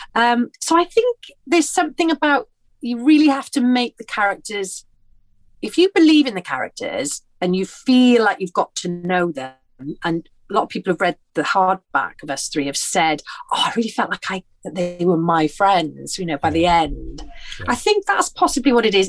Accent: Porthcawl, Wales, United Kingdom; moved away; I'm from Porthcawl, which is a seaside town in between Cardiff and Swansea on the Welsh coast

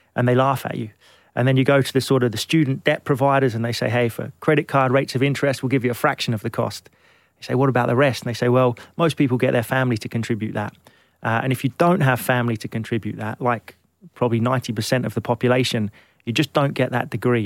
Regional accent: London, United Kingdom; also born or lived in Glenelg, Scotland; I grew up in Kentish Town

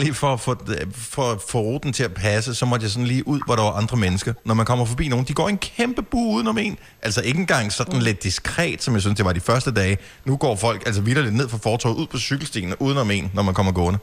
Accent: Bogense, Southern Denmark, Denmark; moved away; der, hvor jeg voksede op i Bogense

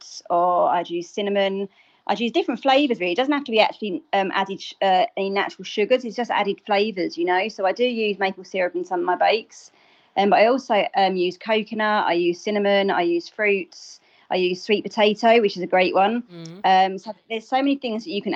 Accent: England, United Kingdom; moved away as an adult; now in Wexford, Ireland; I'm obviously English. I moved over here in 2013.

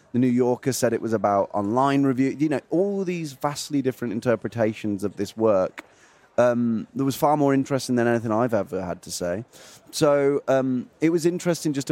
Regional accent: Feckenham, West Midlands, United Kingdom; I'm from two hours north of Birmingham, uh, two hours north of London, near a city called Birmingham um, and a village called Feckenham

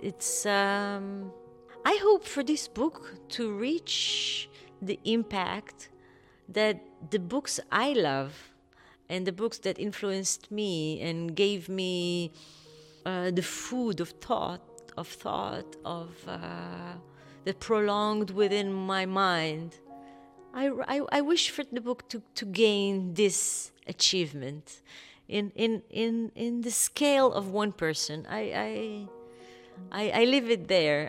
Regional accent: Kfar Saba, Central District, Israel; I grew up in Kfar Saba, which is a small town in the north of Tel Aviv.

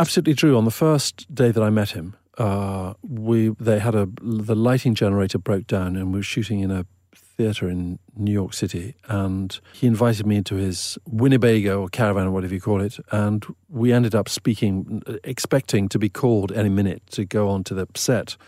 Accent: Eswatini; when I was a teenager in the seventies growing up in Swaziland

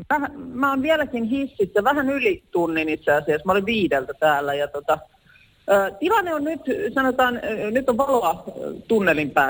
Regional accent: Lahti, Päijänne Tavastia, Finland; olen siis Lahdesta

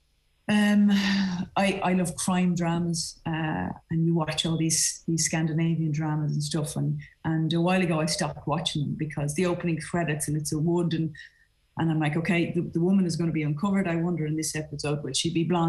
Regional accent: Ireland; as an Irish woman

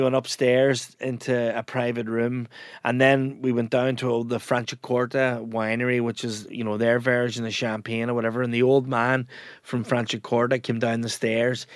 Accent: Ramelton, Ulster, Ireland; moved away as an adult; also born or lived in United States; there's a slang term in Ramelton where I come from

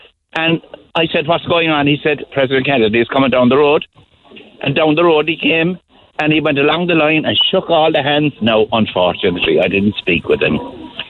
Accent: Kilkenny, Leinster, Ireland; I'm from Kilkenny

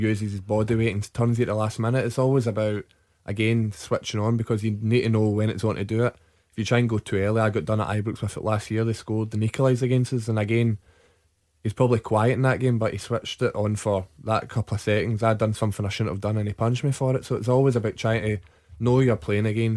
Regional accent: Carmyle, Scotland, United Kingdom; I'm from Carmyle, a little place next to Cambus Lang, and I started off at Wolves Boys Club

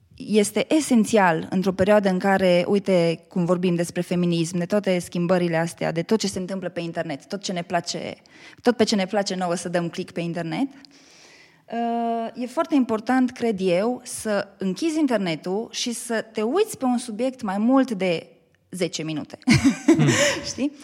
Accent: Baia Mare, Maramureș County, Romania; moved away as an adult; also born or lived in Bucharest, Romania; now in Cluj-Napoca, Romania; eu sunt din Baia Mare

